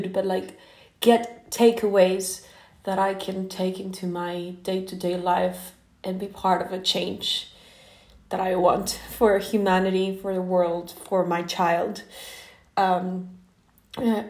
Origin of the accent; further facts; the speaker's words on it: Mexico; English is a second language; now in Norway; I'm not American, I'm Mexican. And I don't live in Mexico or US, I live in Norway right now